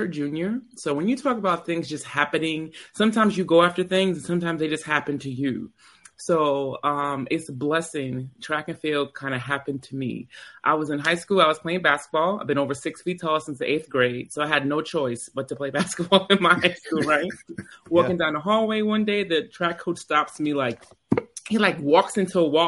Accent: Long Island, New York, United States; moved away as an adult; also born or lived in Columbia, South Carolina / Laramie, Wyoming; I am from Long Island

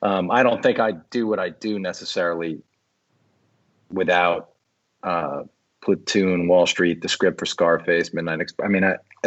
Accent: Long Island, New York, United States; I grew up on Long Island, and I'm 54 years old.

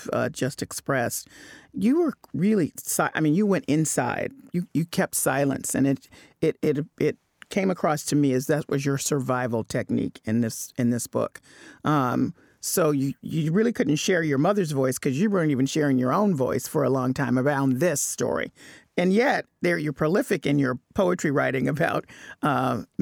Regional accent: Tennessee, United States; I'm a Black woman who grew up in Tennessee

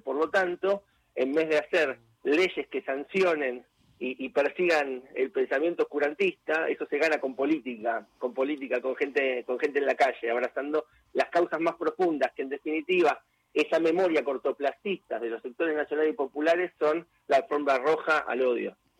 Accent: Argentina; yo soy argentino

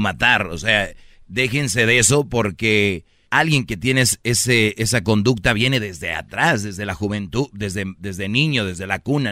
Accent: San Nicolás de los Garza, Nuevo León, Mexico; yo soy de San Nicolás

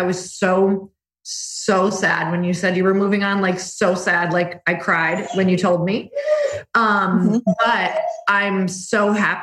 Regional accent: Midwest, United States; moved away as an adult; also born or lived in California; now in Arizona, United States; I'm from the Midwest. I am from the snow, 30 years in the snow

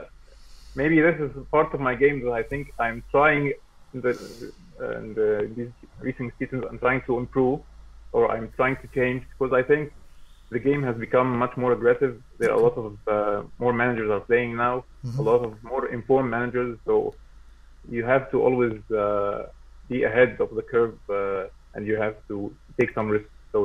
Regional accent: Egypt; I'm from Egypt. Yeah. I'm joining from Egypt

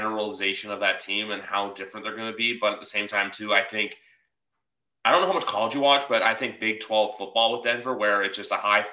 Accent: Canada; we're both Canadian on the podcast, both Canadians

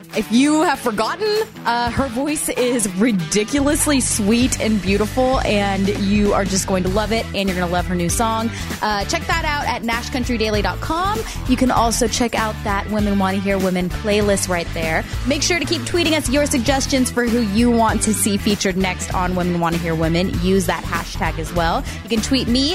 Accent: San Diego, California, United States; I grew up in San Diego

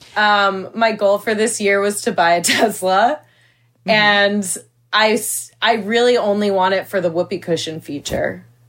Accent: Northern Virginia, United States; I'm from Northern Virginia.

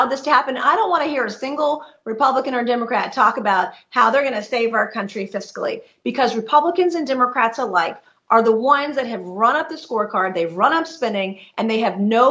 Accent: South Carolina, United States; the people of South Carolina, my great state, my home state

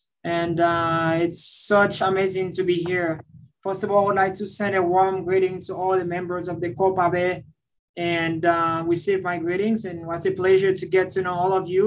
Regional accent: Centre, Haiti; moved away; also born or lived in Dominican Republic; I was born in Haiti and raised in the Dominican Republic. And I lost my parents at the age of 8. Living in the central part of Haiti

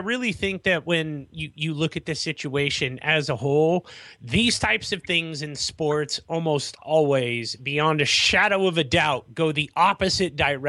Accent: Irvine, California, United States; I grew up in Irvine and cannot stress enough how bad UCI's parking is.

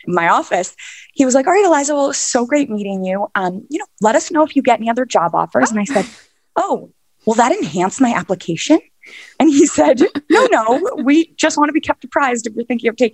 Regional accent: New York City, New York, United States; I was born and raised in Manhattan

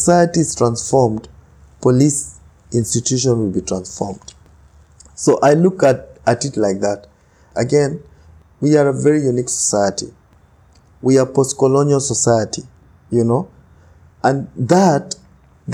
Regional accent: Kenya; I'm Kenyan

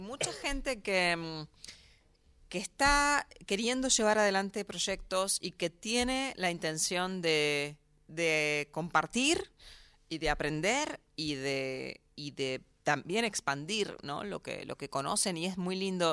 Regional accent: Argentina; moved away as an adult; now in New York, United States; nosotros somos de acá

